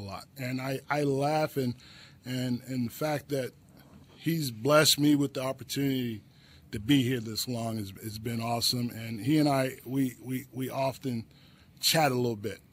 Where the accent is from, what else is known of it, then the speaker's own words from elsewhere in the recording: New Jersey, United States; I'm from Jersey